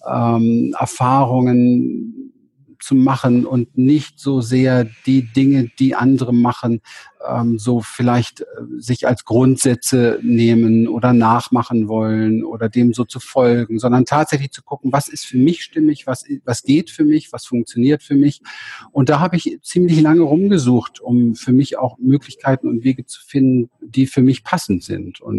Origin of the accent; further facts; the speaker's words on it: Berlin, Germany; Also ich bin in Berlin aufgewachsen, um Hinterhof